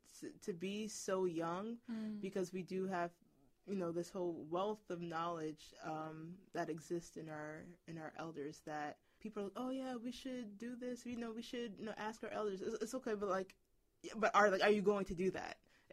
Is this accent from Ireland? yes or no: no; Ghana; so I'm Ghanaian, and Ghana has well, the nation state of Ghana has only existed for 61 years.